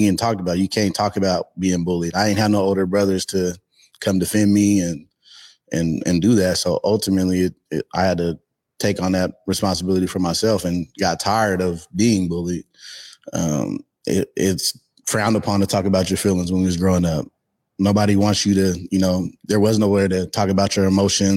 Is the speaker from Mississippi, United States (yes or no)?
no; Seattle, Washington, United States; I started up growing up in Yesser Terrace. I spent my first couple years over there with my uncle Junior Green, my cousin Michael Green, Dante. I did live in the South end for about 2 years throughout my time, but after that, I was mainly in the CD and Beacon Hill, like throughout high school